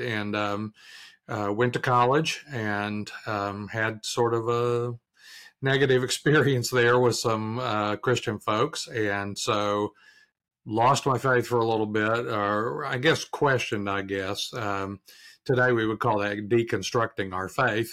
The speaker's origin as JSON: {"language": "English", "region": "Arkansas", "country": "United States", "moved": "yes", "lives_now": "Durham, United States", "said": "I'm from Arkansas originally"}